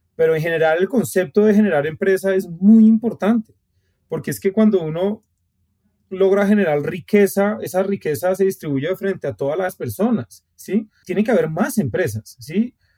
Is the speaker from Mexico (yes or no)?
no; Colombia; somos colombianos